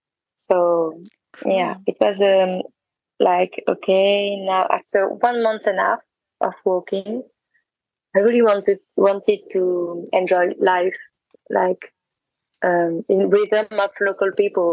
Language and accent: English; Santiago de Compostela, Galicia, Spain; But for me, it was the other side, because I was from Santiago, so I went to the other way, to the other direction.